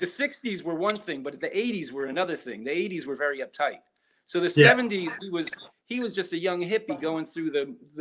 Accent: Philadelphia, Pennsylvania, United States; born and raised right here on South Street, Philadelphia

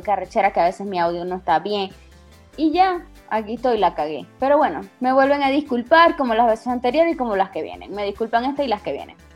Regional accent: Venezuela; now in Colombia; Obviamente nosotros somos venezolanos

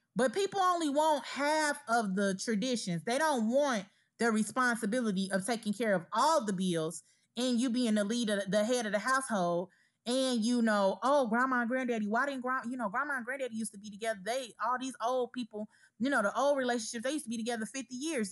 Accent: Gary, Indiana, United States; moved away; In my hometown, Gary, Indiana

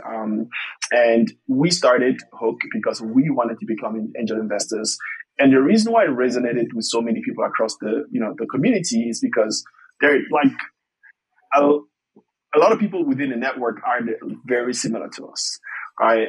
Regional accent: Togo; moved away as an adult; also born or lived in Ireland; I'm from Togo originally, uh, born and raised

